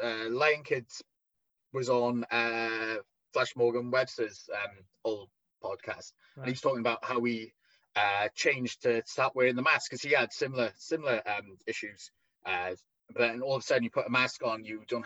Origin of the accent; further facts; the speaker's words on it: Wales, United Kingdom; accent: thick Welsh; my thick Welsh accent